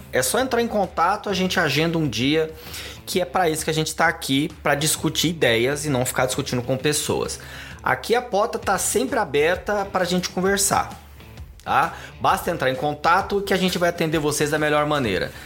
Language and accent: Portuguese; Goiânia, Goiás, Brazil; now in São Paulo, Brazil; Eu sou uma pessoa que nasci aqui em São Paulo, fui morar em Goiânia.